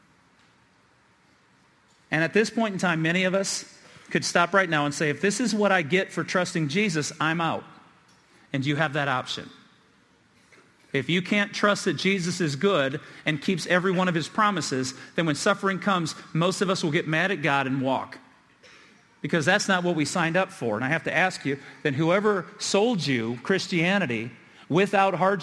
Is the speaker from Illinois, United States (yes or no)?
no; Indiana, United States; I grew up in Indiana